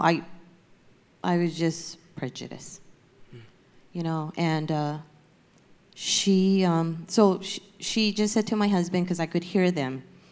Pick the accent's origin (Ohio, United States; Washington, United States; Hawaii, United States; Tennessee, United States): Hawaii, United States; now in Torrance, United States; I'm from Hawaii, and I moved to California in 1986, and then moved to Torrance in 1996.